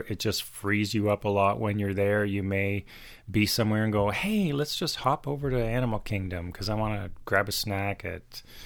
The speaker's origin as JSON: {"language": "English", "town": "Toronto", "region": "Ontario", "country": "Canada", "said": "We are from Toronto, Canada"}